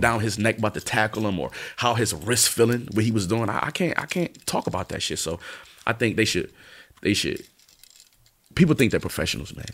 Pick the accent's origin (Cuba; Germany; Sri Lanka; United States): United States; East Coast; I'm from the East Coast